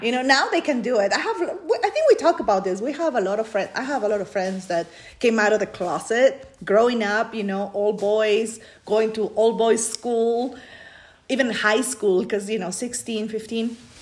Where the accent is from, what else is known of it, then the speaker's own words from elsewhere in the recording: Peru; English is a second language; moved away as an adult; now in United States; I grew up in Peru